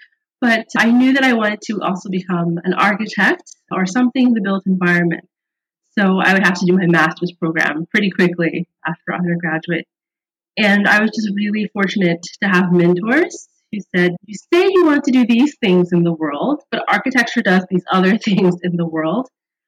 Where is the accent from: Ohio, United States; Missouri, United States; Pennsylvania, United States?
Missouri, United States; St. Louis; moved away as an adult; also born or lived in Philippines / Thailand / Kenya / Vietnam; now in Sri Lanka; 39 years old. I live abroad, and I live in Sri Lanka currently. I grew up in St. Louis, Missouri in the 1980s.